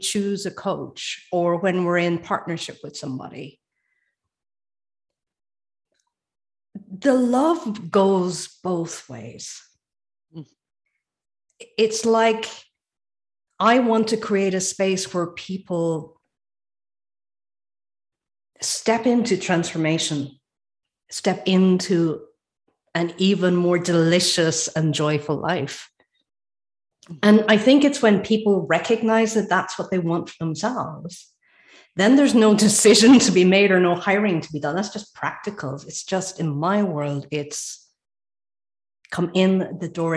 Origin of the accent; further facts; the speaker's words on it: Ireland; now in Sweden; I'm Irish and living in Sweden.